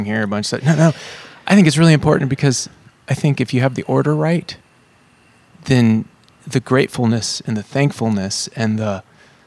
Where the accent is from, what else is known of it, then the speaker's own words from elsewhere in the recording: Kansas City, Missouri, United States; moved away; I'm from Kansas City